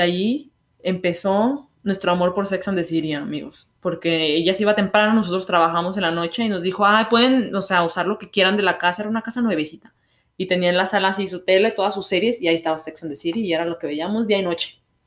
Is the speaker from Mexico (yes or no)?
yes; Mexico; moved away as an adult; now in Canada; Como mexicano